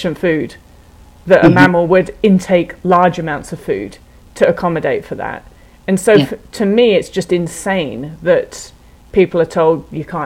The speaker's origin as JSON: {"language": "English", "region": "England", "country": "United Kingdom", "moved": "yes", "lives_now": "United States", "said": "as an English person in America"}